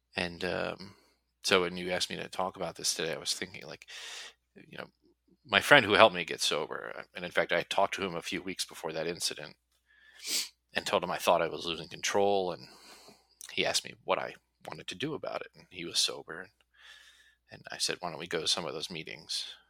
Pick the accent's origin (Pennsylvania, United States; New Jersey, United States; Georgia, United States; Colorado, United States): New Jersey, United States; I'm from New Jersey